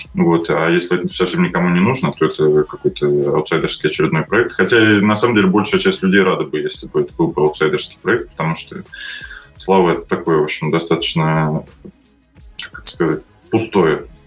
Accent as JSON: {"language": "Russian", "region": "Moscow", "country": "Russia", "said": "Я из Москвы"}